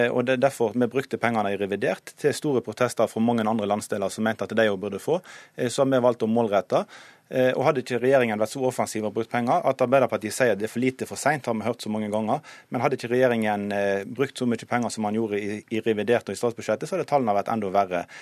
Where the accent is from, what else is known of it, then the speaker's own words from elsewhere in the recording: Western Norway, Norway; Eh, og vi er fra Vestlandet vet jo hvor viktig det er med lokalt eierskap.